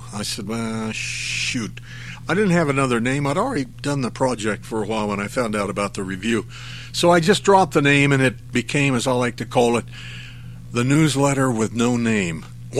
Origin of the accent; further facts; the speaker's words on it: New Mexico, United States; I come from New Mexico.